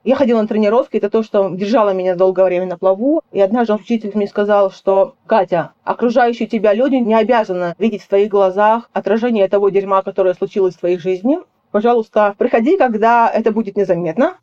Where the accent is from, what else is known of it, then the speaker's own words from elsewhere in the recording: Russia; moved away; я из России